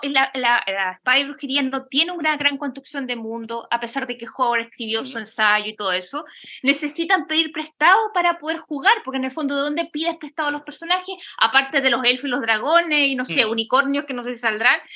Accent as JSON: {"language": "Spanish", "area": "a town outside Concepción", "region": "Biobío", "country": "Chile", "tie": "born or raised there", "said": "yo vivía en un pueblo apartado de Conce"}